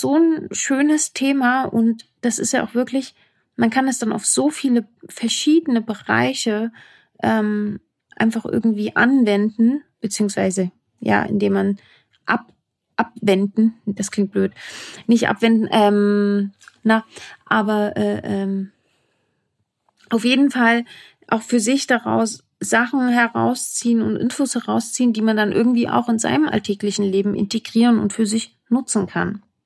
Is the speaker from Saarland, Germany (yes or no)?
no; Saalfeld, Thuringia, Germany; accent: Saalfeld dialect; moved away as an adult; now in Berlin, Germany; ursprünglich komme ich aus Thüringen, dem grünen Herzen Deutschlands. Um genau zu sein, aus Saalfeld